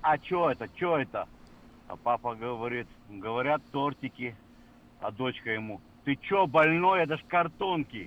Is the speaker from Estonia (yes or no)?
no; Odesa, Odesa Oblast, Ukraine; я родился и вырос в Одессе